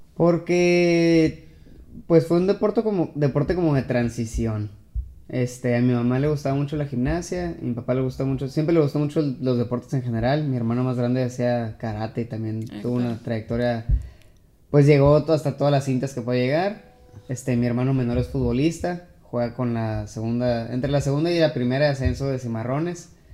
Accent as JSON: {"language": "Spanish", "country": "Mexico", "said": "soy el único mexicano"}